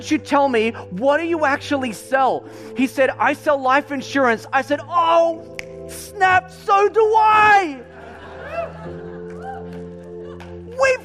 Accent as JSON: {"language": "English", "town": "Melbourne", "region": "Victoria", "country": "Australia", "said": "I'm from, you know, Melbourne"}